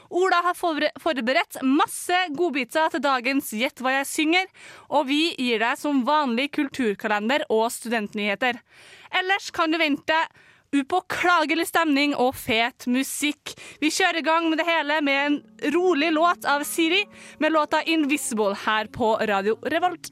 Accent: Trøndelag, Norway; vi som er trøndere.

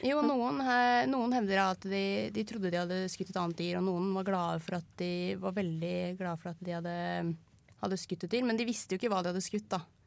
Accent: Lørenskog, Akershus, Norway; now in Trondheim, Norway; Er egentlig fra Lørenskog, men nå er jeg her

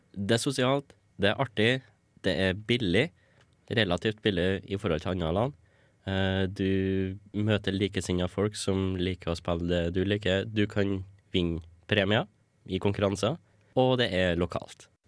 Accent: Stjørdal, Trøndelag, Norway; moved away as an adult; now in Trondheim, Norway; jeg kommer fra Stjørdal

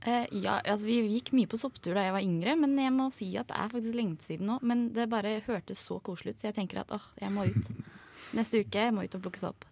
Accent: Oslo, Norway; jeg kommer fra Oslo

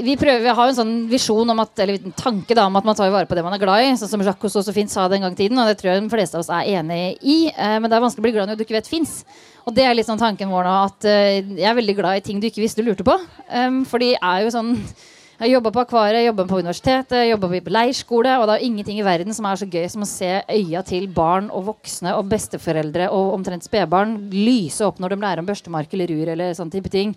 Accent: Østfold, Norway; Jeg er fra Østfold

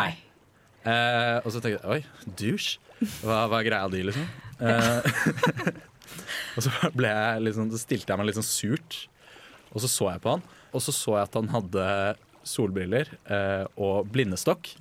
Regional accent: Bærum, Akershus, Norway; hjemme i Bærum

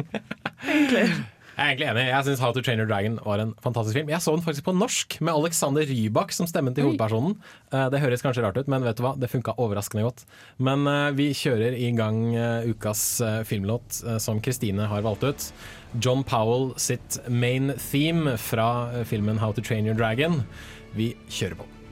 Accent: Sandvika, Akershus, Norway; jeg er fra Sandvika i Bærum

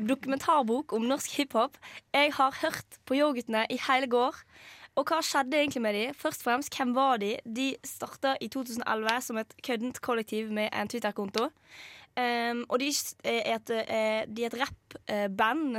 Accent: Western Norway, Norway; now in Trondheim, Norway; vi er jo vestlendinger

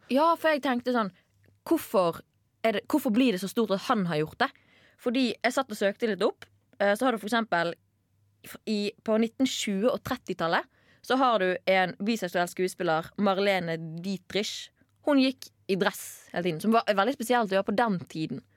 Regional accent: Bergen, Vestland, Norway; now in Trondheim, Norway; hvis jeg for er hjemme i Bergen

